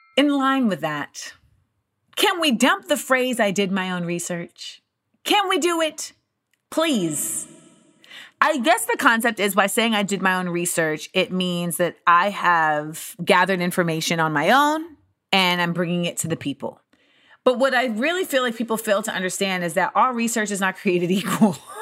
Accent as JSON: {"language": "English", "country": "United States", "said": "my life as an American in this country"}